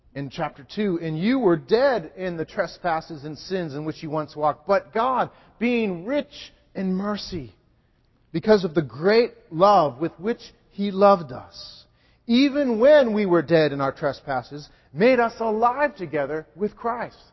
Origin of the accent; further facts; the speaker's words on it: New England, United States; I'm a New Englander.